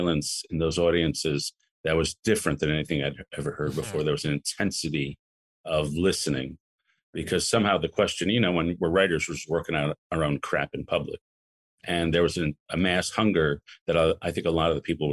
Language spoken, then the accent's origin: English; New York City, New York, United States; also born or lived in Chicago; I grew up in Lower Manhattan